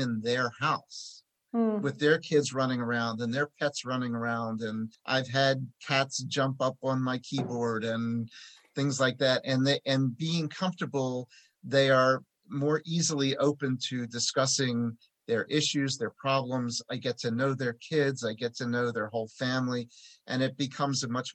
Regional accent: Philadelphia, Pennsylvania, United States

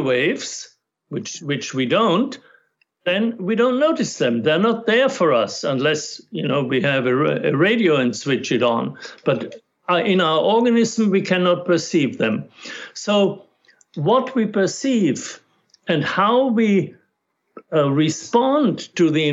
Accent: Austria; first language German; English is a second language; moved away; I grew up in Austria

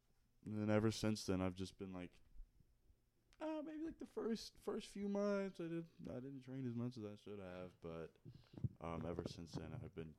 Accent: Texas, United States; I'm from Texas.

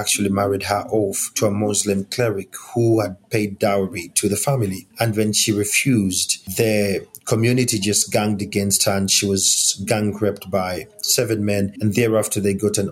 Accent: Uganda; I am African, and I'm coming from Uganda, that is in East Africa

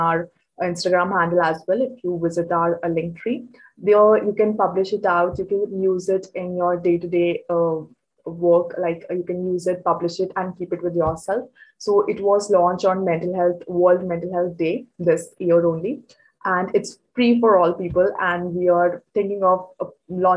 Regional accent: Chandigarh, India; I'm from Chandigarh, India, and presently I'm in grade 12

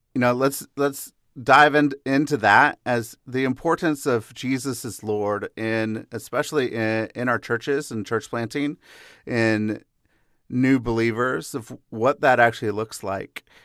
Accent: Seattle, Washington, United States; I grew up in the Seattle area.

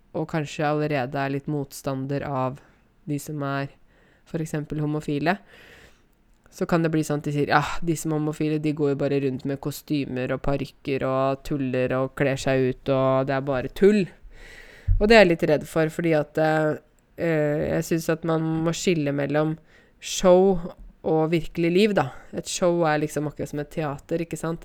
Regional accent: Norway; Ja, jeg er norsk, jeg er nordmann

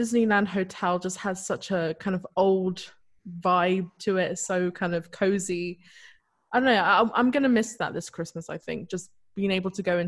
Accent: United Kingdom; moved away; I'm British

